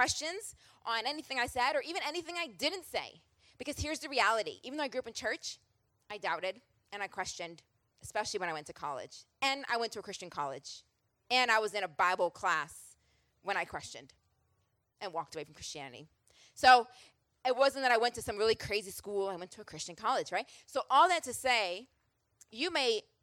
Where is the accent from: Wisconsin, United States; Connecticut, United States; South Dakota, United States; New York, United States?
New York, United States; Rochester; also born or lived in Philadelphia, Pennsylvania / Boston, Massachusetts; now in Atlanta, United States; born and raised in Rochester, New York